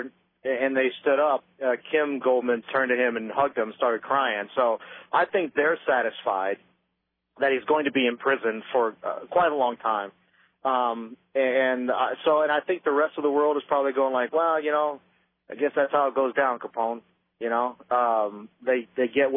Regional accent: Cincinnati, Ohio, United States; I grew up in Cincinnati

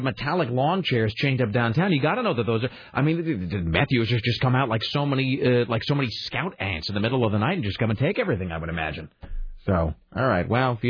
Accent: Kennewick, Washington, United States; also born or lived in Spokane; now in Portland, United States; what sort of a parade they might have had in my hometown.

